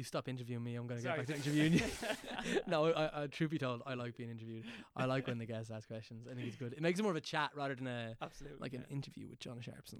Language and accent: English; Dunboyne, Leinster, Ireland; I'm from Meath.